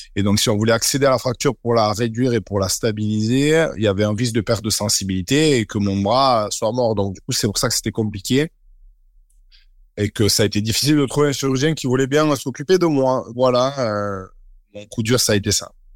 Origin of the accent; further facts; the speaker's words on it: Bayonne, Nouvelle-Aquitaine, France; je suis né à Bayonne